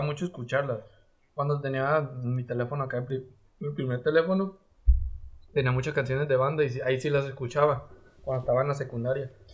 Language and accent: Spanish; Sinaloa, Mexico; soy de Sinaloa